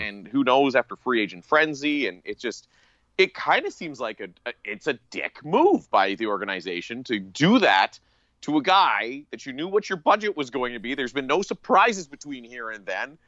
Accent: Atikokan, Ontario, Canada; moved away; my hometown of Atticoken, Ontario

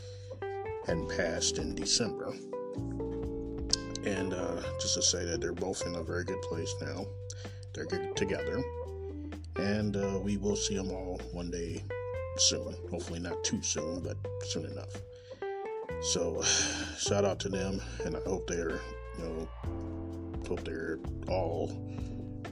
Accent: Kansas City, Missouri, United States; I'm coming live and direct from Kansas City, Missouri, my hometown

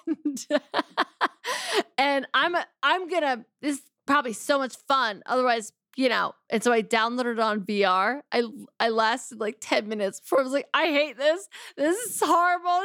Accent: Philadelphia, Pennsylvania, United States; I'm from Philadelphia

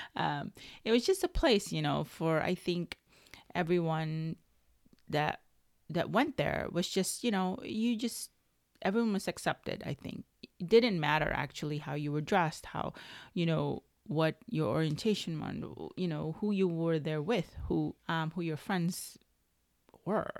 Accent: Chicago, Illinois, United States; I would take the bus growing up in Chicago in high school

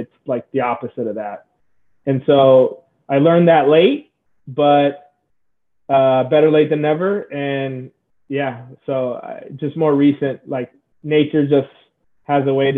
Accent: San Diego, California, United States; I'm from San Diego, so SoCal.

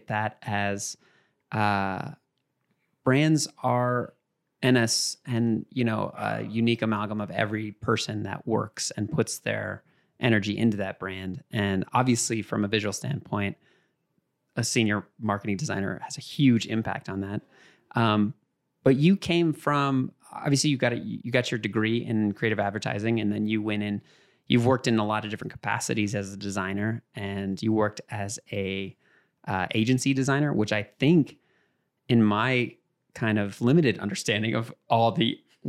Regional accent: Colorado, United States; I grew up in Colorado

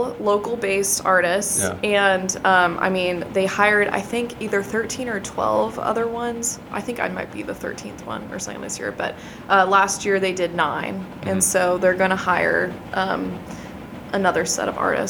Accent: Nashville, Tennessee, United States; now in Chattanooga, United States; I'm not from Chattanooga. I'm from Nashville.

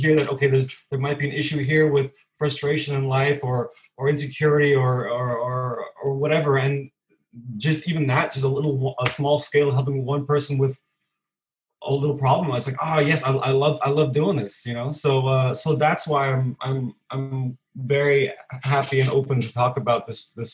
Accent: California, United States; moved away as an adult; now in Copenhagen, Denmark; I'm originally from California, but I've been in Copenhagen for 11 years now

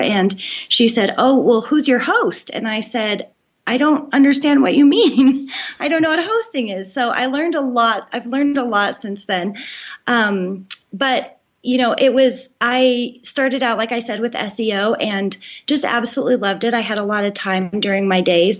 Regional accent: Colorado, United States; I grew up in Colorado

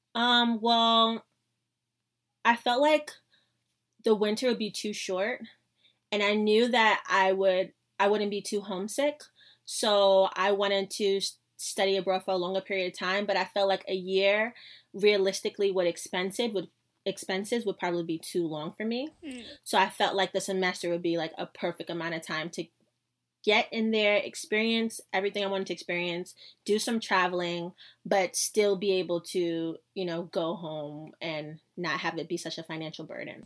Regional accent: New York City, New York, United States; I was from New York City.

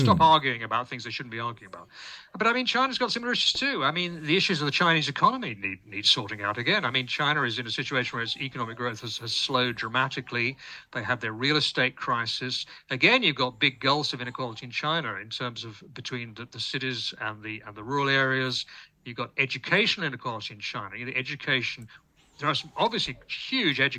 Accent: United Kingdom; I'm British

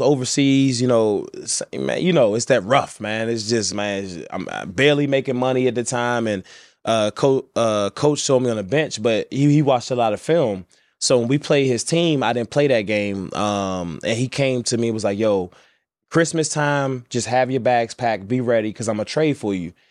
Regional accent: Washington, District of Columbia, United States; I grew up in D.C., but I grew up in the roughest neighborhoods

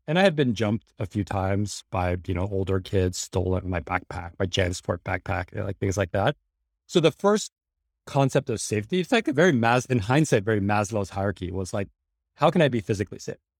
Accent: New York City, New York, United States; I grew up in New York City, middle class in the eighties and nineties

